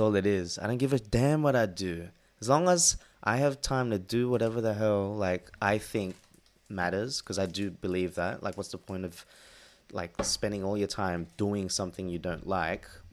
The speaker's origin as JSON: {"language": "English", "town": "Sydney", "region": "New South Wales", "country": "Australia", "also_born_or_lived": "Philippines (ancestry)", "moved": "as an adult", "lives_now": "London, United Kingdom", "said": "me being from Sydney"}